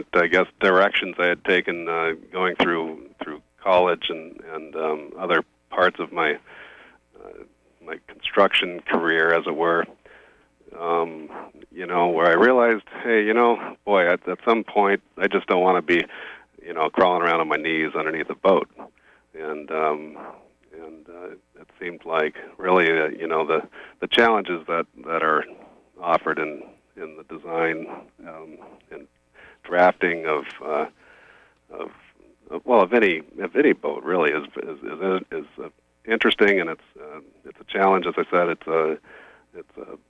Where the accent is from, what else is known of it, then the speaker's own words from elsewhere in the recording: Oregon coast, United States; I grew up on the Oregon coast